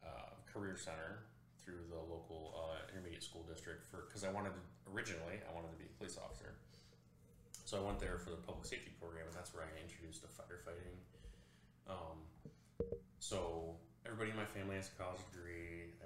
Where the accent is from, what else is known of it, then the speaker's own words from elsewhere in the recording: Big Rapids, Michigan, United States; moved away as an adult; It's in my hometown, Big Rapids.